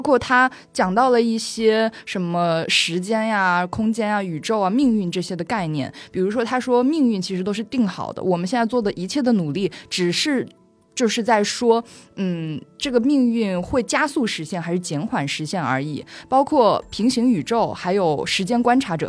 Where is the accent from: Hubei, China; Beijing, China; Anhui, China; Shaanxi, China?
Hubei, China; Wuhan; 我作为一个武汉人嘛